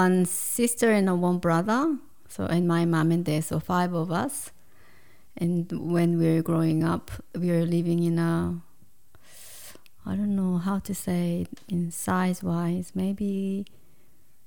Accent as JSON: {"language": "English", "region": "Seoul", "country": "South Korea", "tie": "born or raised there", "second_language": "English", "moved": "as an adult", "lives_now": "Australia", "said": "I grew up in Seoul, mm-hmm. capital of Korea"}